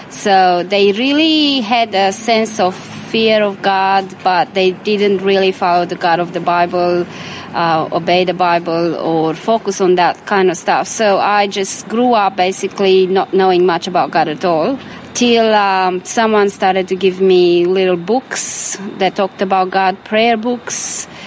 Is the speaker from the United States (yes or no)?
no; Romania; So, born in Romania, bred in Romania. Yeah, I was born in Romania um, during communism